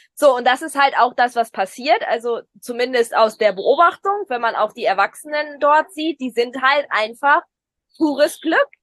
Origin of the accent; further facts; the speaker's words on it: Germany; bei uns in Deutschland